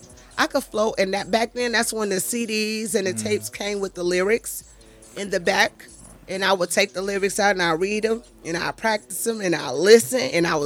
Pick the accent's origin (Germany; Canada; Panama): Germany; born there; Well, Papa, because I was born in Germany, Papa wanted me to be in the Army.